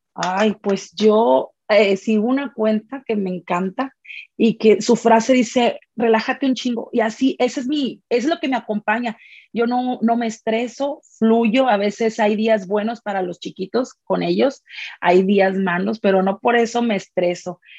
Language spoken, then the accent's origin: Spanish; Monterrey, Nuevo León, Mexico; soy originaria de Monterrey